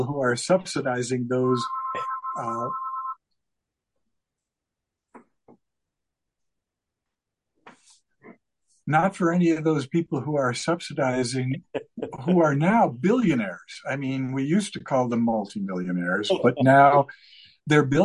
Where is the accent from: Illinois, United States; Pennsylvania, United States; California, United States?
Illinois, United States; Chicago; I grew up in Chicago as the oldest of six kids in an Irish Catholic family